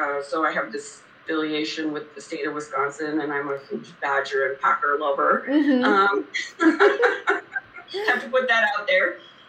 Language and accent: English; Kuwait; born there; Somehow, I was born in Kuwait, didn't know anything about oil and gas other than it was that which was the country around me.